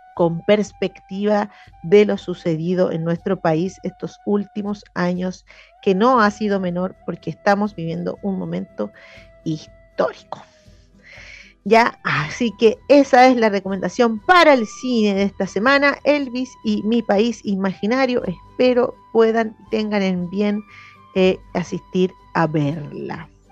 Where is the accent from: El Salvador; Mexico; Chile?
Chile; como chilenos y chilenas